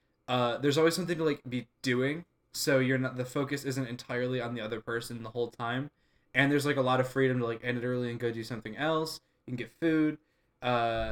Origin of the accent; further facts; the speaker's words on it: Parma Heights, Ohio, United States; I grew up in Parma Heights